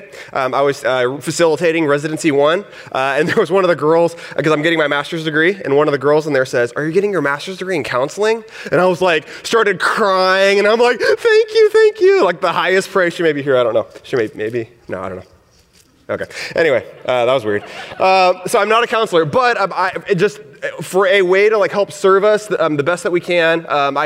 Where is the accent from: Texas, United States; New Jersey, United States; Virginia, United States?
Texas, United States; accent: Southern; moved away; I'm from Texas, and I grew up in a Mexican. My dad is Mexican. My mom is Puerto Rican. So I grew up in this, like, kind of Hispanic, but in a rural town